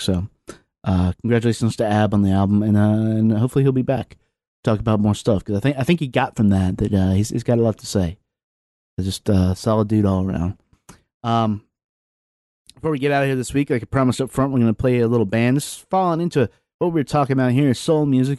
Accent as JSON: {"language": "English", "town": "Lynchburg", "region": "Virginia", "country": "United States", "tie": "born or raised there", "moved": "yes", "said": "I grew up in Southwest Virginia. I grew up in Lynchburg"}